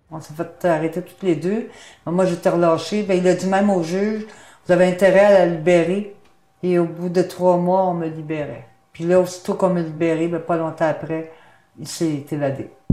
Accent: Canada; moved away; also born or lived in France; J'ai rentré au Canada, je suis partie de France

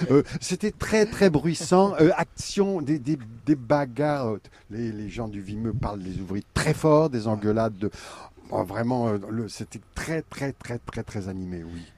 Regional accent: Friville-Escarbotin, Hauts-de-France, France; je suis né à Bélois, Attention, je suis pas né à Escarbotin, mais en fait, toute ma petite enfance, c'est là-dedans

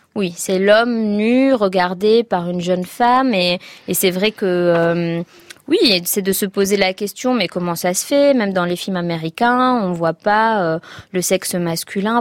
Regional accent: Tunisia; j'ai aimé hein, mon enfance en Tunisie

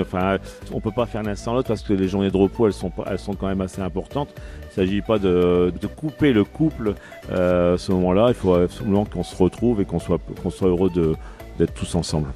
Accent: Picardy, Hauts-de-France, France; je suis de la Picardie

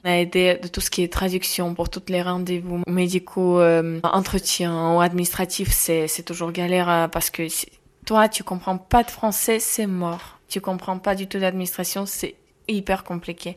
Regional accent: Ukraine; accent: accent de l'Est; French is a second language; moved away as an adult; also born or lived in Kharkiv / Arras / Amiens; now in France; J'ai dit Ukraine.

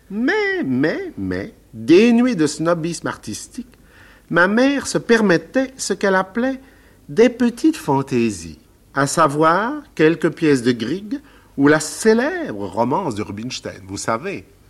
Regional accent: Nogent-sur-Marne, Île-de-France, France; also born or lived in Paris; la Madeleine c'est ma ville natale, et le Marais, mon village. Et puis, un peu plus loin, en continuant vers l'est de Paris, il y a aussi ma campagne. Le cher Nogent-sur-Marne, où j'ai passé toute mon enfance

